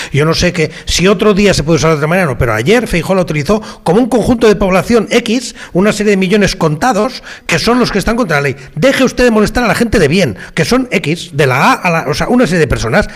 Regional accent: Catalonia, Spain; los que somos catalanes con ocho apellidos o 12 o 15 apellidos catalanes

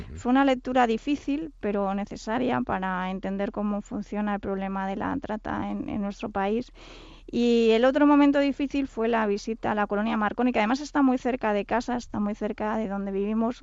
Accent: Catalonia, Spain; Yo soy catalana

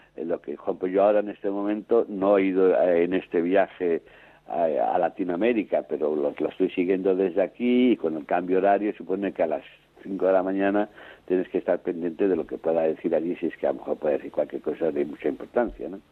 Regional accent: Spain; moved away as an adult; now in Rome, Italy; sigo siendo español por también por los cuatro costados

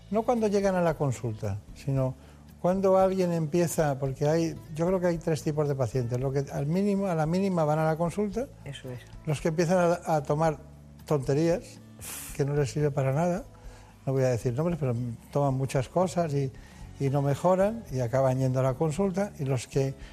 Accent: Córdoba, Andalusia, Spain; also born or lived in Málaga; Soy de Córdoba no quedamos lejos.

